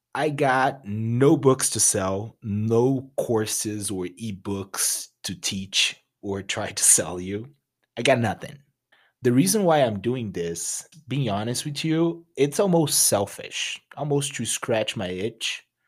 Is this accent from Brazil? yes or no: yes; Rio de Janeiro, Brazil; English is a second language; moved away as an adult; now in United States; I'm originally from Brazil. from a beautiful city called Rio de Janeiro